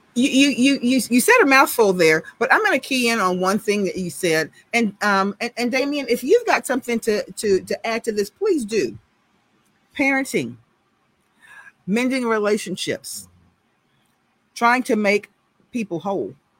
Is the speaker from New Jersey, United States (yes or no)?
no; Houston, Texas, United States; I'm from Sunnyside. I lived two blocks off of Cullen behind fire station number 55. That's where I grew up